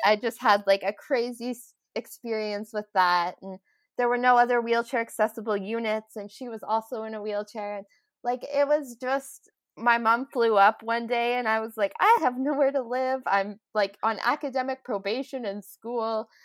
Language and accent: English; Moose Jaw, Saskatchewan, Canada; moved away as an adult; also born or lived in Vancouver; now in Calgary, Canada; I was born in Moose Jaw, Saskatchewan, and I grew up um, there all my life.